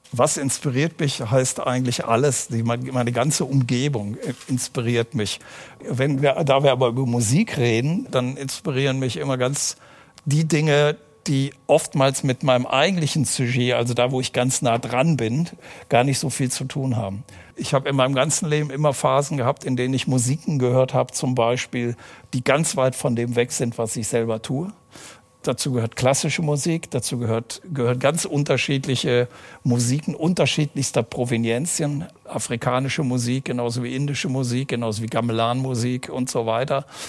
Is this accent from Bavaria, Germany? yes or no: no; Aachen, North Rhine-Westphalia, Germany; Ich bin ja äh, in Aachen geboren